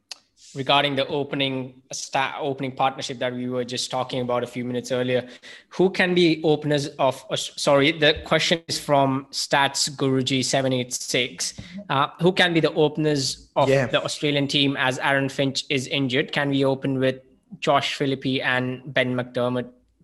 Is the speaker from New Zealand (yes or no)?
no; India; It is scary for me as an Indian fan as well, because this sort of dominance is what we have always create for as an Indian fan